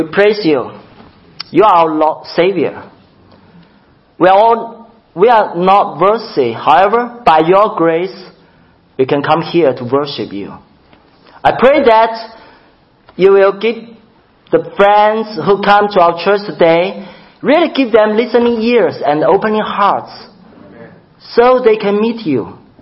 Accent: China; moved away as an adult; I come from China. I've served in China for a pastor for 14 years

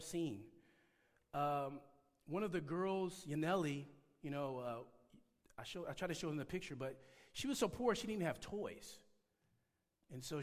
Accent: Detroit, Michigan, United States; now in California, United States; I grew up in Detroit, Michigan. And when I say Detroit, I mean the actual city, not the suburbs.

